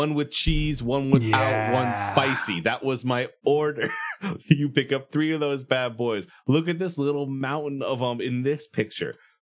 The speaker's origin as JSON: {"language": "English", "region": "Iowa", "country": "United States", "said": "I'm from Iowa."}